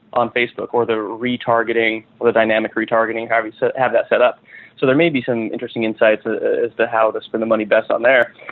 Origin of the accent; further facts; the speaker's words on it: western Nebraska, United States; moved away as an adult; also born or lived in California; I grew up in western Nebraska on a farm. Uh, moved out to California after high school